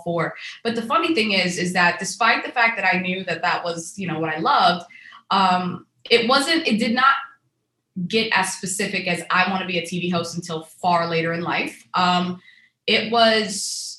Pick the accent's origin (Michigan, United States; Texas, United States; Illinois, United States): Texas, United States; also born or lived in Tunisia / Houston, Texas; When we came to the States, we came to Texas. And that's where I grew up. I'm a Texas girl at heart.